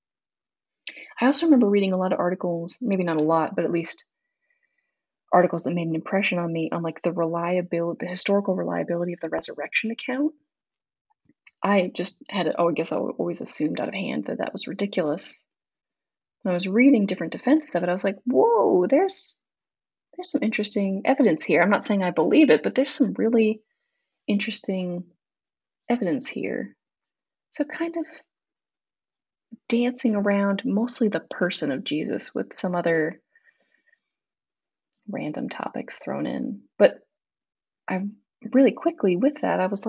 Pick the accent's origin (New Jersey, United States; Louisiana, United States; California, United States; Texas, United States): California, United States; Southern; moved away as an adult; growing up in Southern California does not prepare you to be cold for the first time